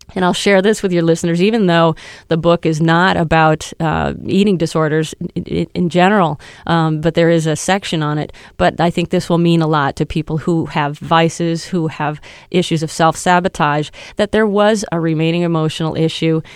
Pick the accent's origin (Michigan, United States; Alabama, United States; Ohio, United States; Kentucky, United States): Michigan, United States; now in New York, United States; I grew up in Michigan